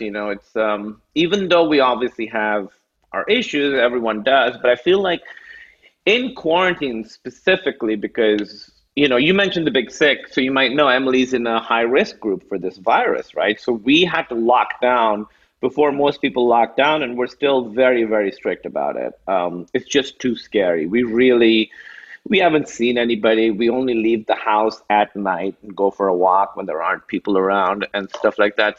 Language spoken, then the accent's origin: English; Karachi, Sindh, Pakistan; also born or lived in Chicago / New York; now in United States; I grew up in Karachi, which is like 20 million people.